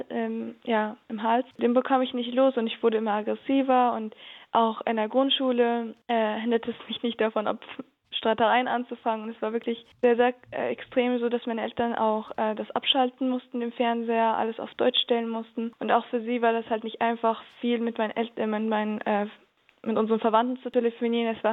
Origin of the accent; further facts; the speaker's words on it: Syria; now in Germany; Aber natürlich bleibt Syrien mein Heimatland und das Land, wo ich geboren wurde und meine Kindheit erlebt habe.